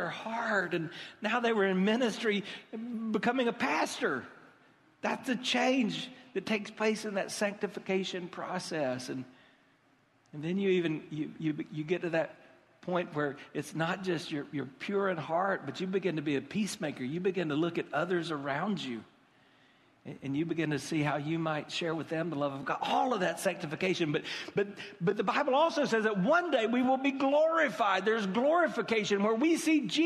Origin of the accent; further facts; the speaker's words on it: United States; We're American